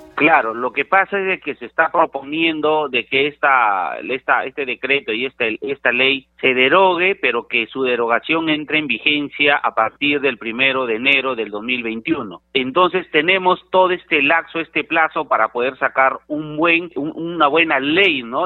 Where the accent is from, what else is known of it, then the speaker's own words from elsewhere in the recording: Peru; nosotros como peruanos